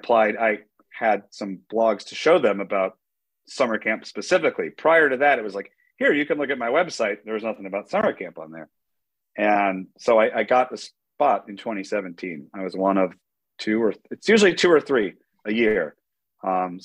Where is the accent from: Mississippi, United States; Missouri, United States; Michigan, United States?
Michigan, United States; Detroit; also born or lived in Asia; I'm from Detroit